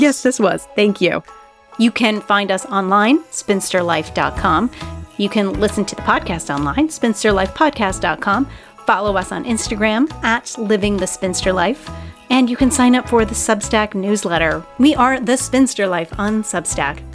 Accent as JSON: {"language": "English", "region": "Minnesota", "country": "United States", "tie": "born or raised there", "moved": "yes", "said": "I grew up in Minnesota when I was a kid."}